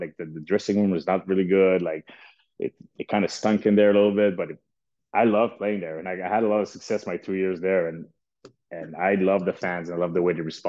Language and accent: English; Canada; I'm from Canada